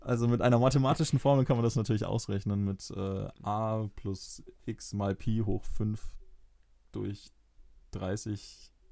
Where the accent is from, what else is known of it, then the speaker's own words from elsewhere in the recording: Fürth, Bavaria, Germany; ich bin in Fürth groß geworden